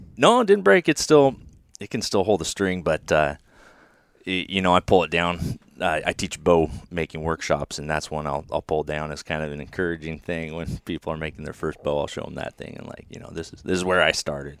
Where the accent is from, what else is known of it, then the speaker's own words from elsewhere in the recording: Jefferson, Oregon, United States; born and raised in Jefferson, Oregon